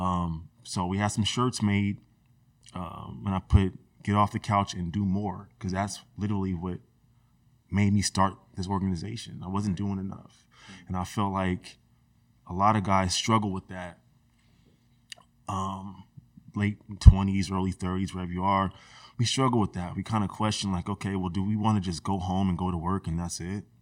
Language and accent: English; Rosemont, California, United States; I grew up in Rosemont